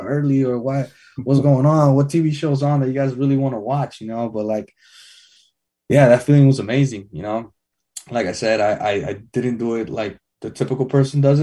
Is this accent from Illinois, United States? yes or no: no; Redwood City, California, United States; moved away as an adult; also born or lived in Fair Oaks; I'm born and raised in Redwood